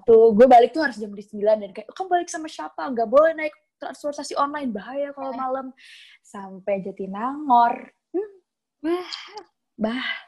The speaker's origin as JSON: {"language": "Indonesian", "town": "Bekasi", "region": "West Java", "country": "Indonesia", "said": "asal gue dari Bekasi"}